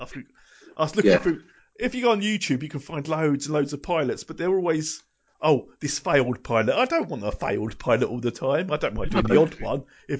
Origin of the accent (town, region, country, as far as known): England, United Kingdom